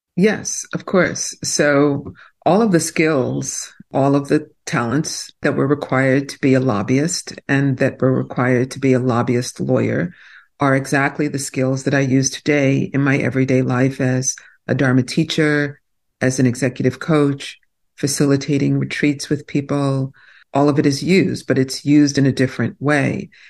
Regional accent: New York City, New York, United States; also born or lived in New Jersey; now in New Hope, United States; I grew up in Brooklyn, New York, and Brooklyn was not the fancy place it is today

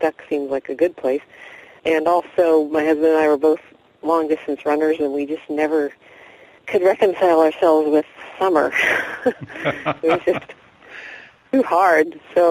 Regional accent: North Carolina, United States; now in Tacoma, United States; And we moved to Tacoma in 1990 from North Carolina.

